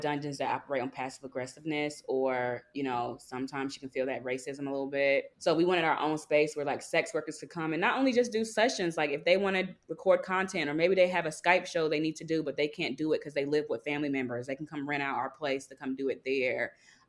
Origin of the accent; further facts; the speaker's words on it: the South, United States; Cause it's like, I'm from the South. Southern sweetheart was never this mean growing up